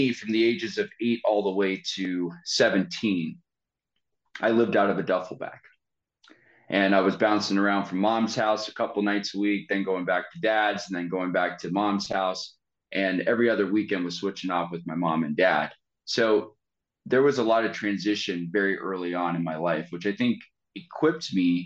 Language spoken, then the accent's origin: English; San Francisco Bay Area, California, United States; I was born and raised in the San Francisco Bay Area. I lived there a majority of my life